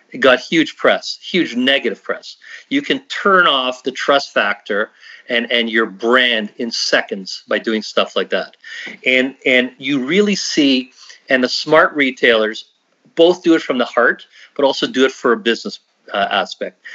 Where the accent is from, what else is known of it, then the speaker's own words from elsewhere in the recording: Canada; we are so Canadian. I mean, we're just so Canadian